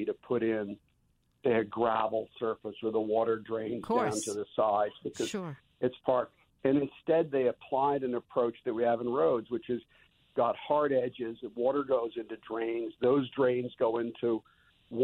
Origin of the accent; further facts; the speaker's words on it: Connecticut, United States; moved away; I grew up in Connecticut